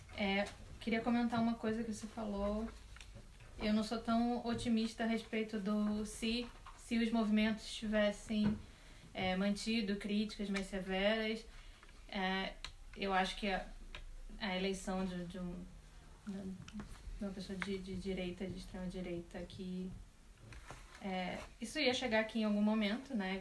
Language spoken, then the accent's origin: Portuguese; Rio de Janeiro, Brazil; eu sou do Rio de Janeiro